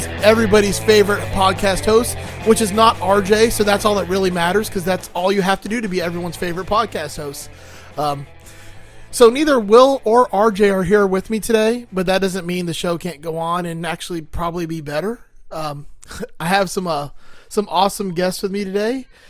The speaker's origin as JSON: {"language": "English", "town": "Miami", "region": "Florida", "country": "United States", "tie": "born or raised there", "moved": "yes", "said": "I'm from Miami, so I'm like Spanish adjacent."}